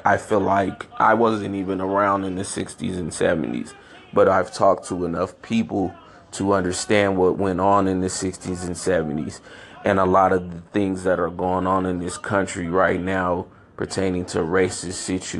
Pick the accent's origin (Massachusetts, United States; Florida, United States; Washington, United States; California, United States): California, United States; San Francisco; also born or lived in Chicago, Illinois; I grew up in San Francisco, California, born in Chicago, Illinois. I moved away from Chicago when I was 3 years old